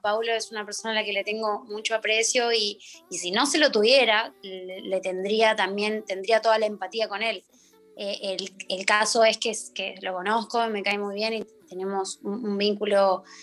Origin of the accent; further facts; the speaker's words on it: Argentina; Plantarse como, como argentinos